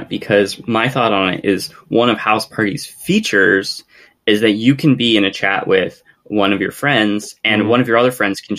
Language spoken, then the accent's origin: English; United States; As an American